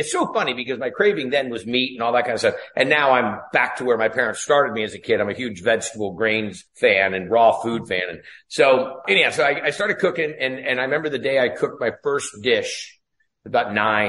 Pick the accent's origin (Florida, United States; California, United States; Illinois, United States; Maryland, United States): California, United States; Ferndale; So anyhow, I grew up in Northern California. If you ever saw the movie Outbreak with Dustin Hoffman, that's the little town that I was raised in, a little town called Ferndale.